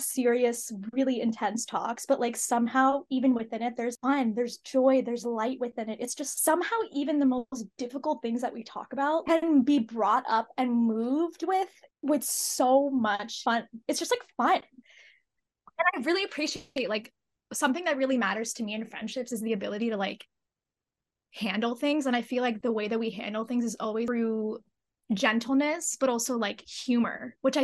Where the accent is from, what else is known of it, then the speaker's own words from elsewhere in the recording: United States; I grew up in America. I'm first generation. My parents are immigrants